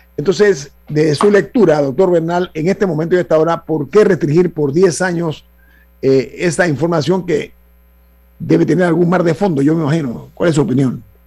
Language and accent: Spanish; Panama; como panameño